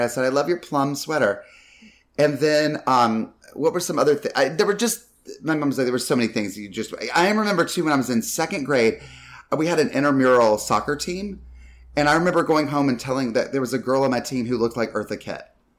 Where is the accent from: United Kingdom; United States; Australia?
United States; North Carolina; And like, I grew up mainly in North Carolina, but Carolina is pretty much.